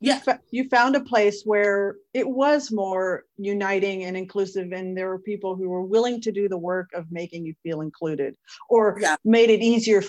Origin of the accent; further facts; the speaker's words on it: Dallas, Texas, United States; also born or lived in Belgium; I was actually born in Belgium, but I was raised in the Dallas-Fort Worth area.